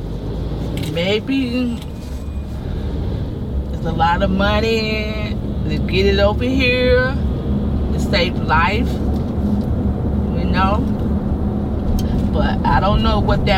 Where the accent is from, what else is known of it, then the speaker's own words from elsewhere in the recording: Fort Myers, Florida, United States; accent: Floridian; I'm from Florida. Born in Fort Myers